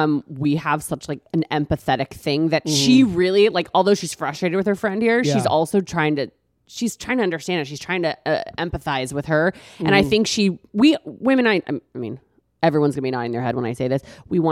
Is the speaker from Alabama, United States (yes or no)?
no; Texas, United States; I'm from Texas, kind of all over.